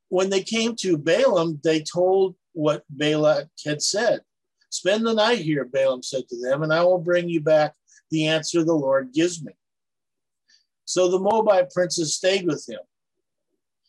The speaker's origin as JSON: {"language": "English", "country": "Palau", "tie": "born or raised there", "said": "where I grew up out in Palau"}